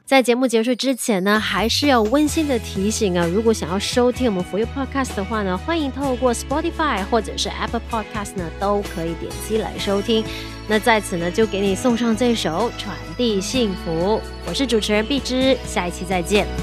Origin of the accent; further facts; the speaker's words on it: Malaysia; 不管是我们马来西亚人就是用 sarong 这样子